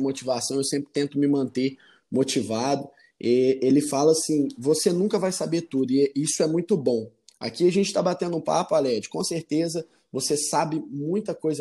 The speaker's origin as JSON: {"language": "Portuguese", "town": "Arcos", "region": "Minas Gerais", "country": "Brazil", "moved": "as an adult", "lives_now": "Vespasiano, Brazil", "said": "eu sou do interior de Minas, chama Arcos, minha cidade. Ela é do centro-oeste mineiro."}